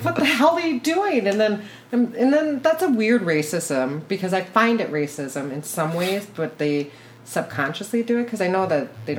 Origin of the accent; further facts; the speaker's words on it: South Korea; And I am from Korea